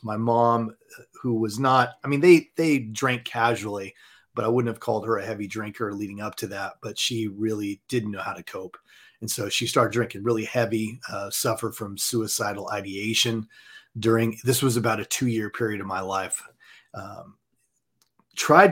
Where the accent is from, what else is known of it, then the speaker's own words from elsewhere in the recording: Southern California, United States; also born or lived in Montana; now in Dallas, United States; I was born and raised in Southern California.